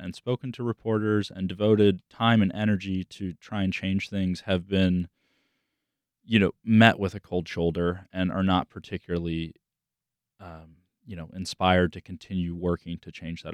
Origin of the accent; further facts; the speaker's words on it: South Florida, United States; I grew up in South Florida. I grew up in the Everglades